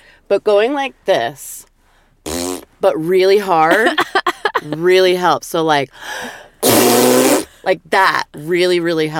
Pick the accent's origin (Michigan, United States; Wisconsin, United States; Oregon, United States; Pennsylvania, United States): Oregon, United States; Portland; And I did have a couple of people in my growing up in my hometown who I could identify with in that way. And oh my God, I was so lucky because in Portland, Oregon, there was the City Nightclub